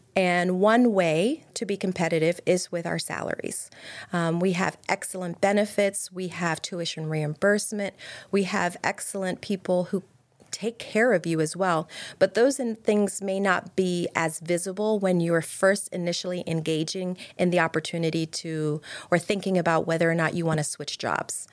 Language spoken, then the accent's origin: English; Pennsylvania, United States; now in Maryland, United States; I'm from Pennsylvania